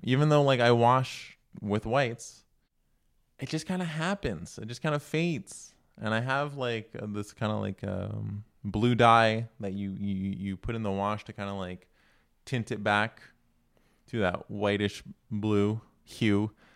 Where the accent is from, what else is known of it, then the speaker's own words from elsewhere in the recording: Canada; I'm not American, we're in Canada, here